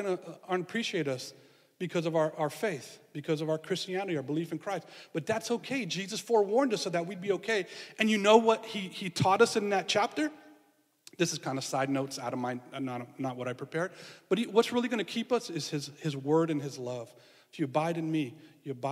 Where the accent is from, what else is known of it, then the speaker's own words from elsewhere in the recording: San Francisco, California, United States; I grew up in San Francisco and we were kind of in the hills